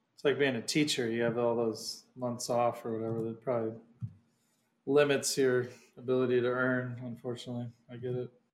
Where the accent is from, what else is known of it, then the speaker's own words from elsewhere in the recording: Ohio, United States; I'm from Ohio